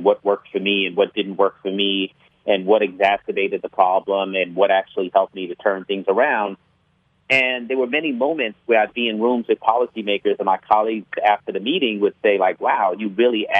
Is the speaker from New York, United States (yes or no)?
yes; New York City, New York, United States; I was born in New York City, Bedford-Stuyvesant, Brooklyn.